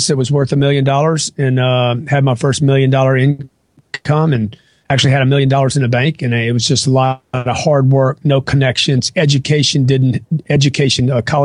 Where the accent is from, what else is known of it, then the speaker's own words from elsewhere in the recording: Lake Charles, Louisiana, United States; now in Miami, United States; I grew up in Lake Charles, Louisiana